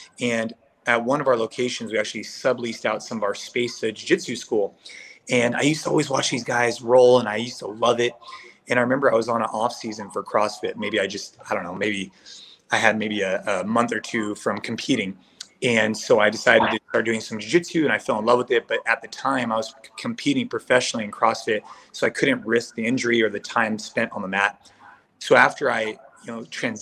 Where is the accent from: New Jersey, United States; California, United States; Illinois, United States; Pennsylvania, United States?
California, United States; Bay Area; I grew up here in the Bay Area. So I'm in California